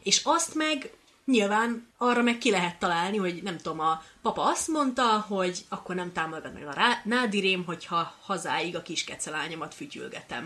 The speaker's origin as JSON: {"language": "Hungarian", "town": "Kisköz", "country": "Hungary", "said": "én egy kis faluból származom"}